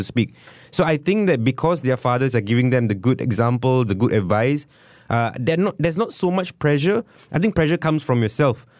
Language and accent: English; Singapore; as a Singaporean